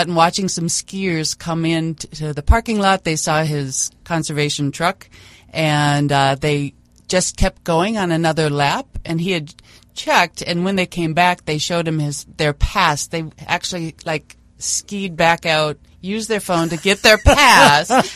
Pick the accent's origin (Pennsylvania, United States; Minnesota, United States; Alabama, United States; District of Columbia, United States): Minnesota, United States; Rochester; moved away as an adult; now in Bemidji, United States; I grew up in Rochester, Minnesota